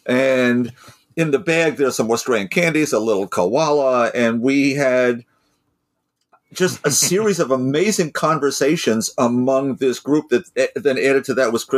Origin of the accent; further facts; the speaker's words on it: Chicago, Illinois, United States; No, I'm from Chicago.